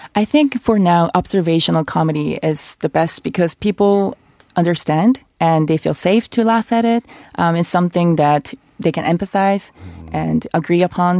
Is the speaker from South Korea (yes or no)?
yes; South Korea; a female Korean woman